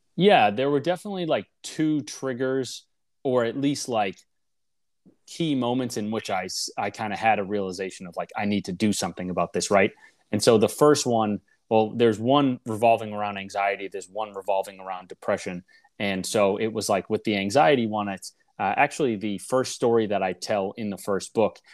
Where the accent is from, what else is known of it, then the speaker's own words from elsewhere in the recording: Boston, Massachusetts, United States; I grew up in Boston in a suburb just north uh, of the city.